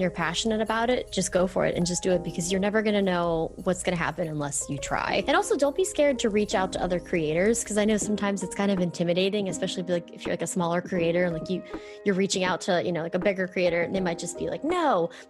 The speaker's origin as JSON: {"language": "English", "region": "Pennsylvania", "country": "United States", "tie": "born or raised there", "said": "Well, I'm originally from Pennsylvania, like 45 minutes south of Pittsburgh, Pennsylvania. So I grew up there."}